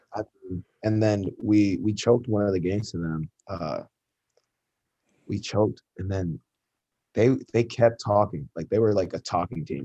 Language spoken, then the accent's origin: English; Ann Arbor, Michigan, United States; I grew up in Michigan, grew up in Ann Arbor.